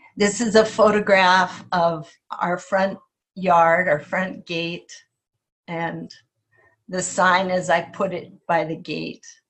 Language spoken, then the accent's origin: English; Kenai, Alaska, United States; growing up in Kenai on this this woodsy land